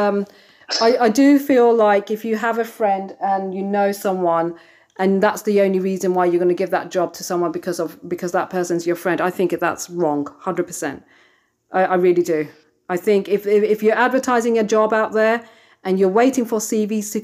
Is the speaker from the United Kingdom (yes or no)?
yes; England, United Kingdom; I was born and brought up in England